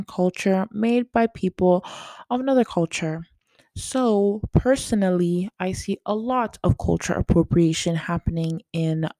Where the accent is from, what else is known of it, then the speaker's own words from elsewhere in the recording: Canada; I am Canadian